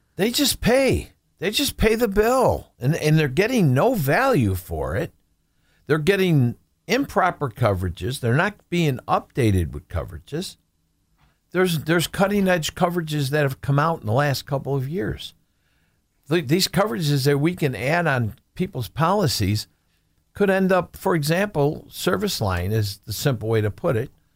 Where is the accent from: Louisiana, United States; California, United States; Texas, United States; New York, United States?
New York, United States; Buffalo; also born or lived in Amherst; born and raised in Buffalo, uh, live in Amherst